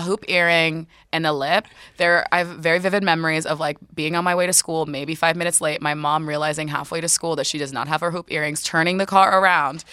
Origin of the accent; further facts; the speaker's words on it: Newark, New Jersey, United States; I grew up fifteen minutes outside of Newark, New Jersey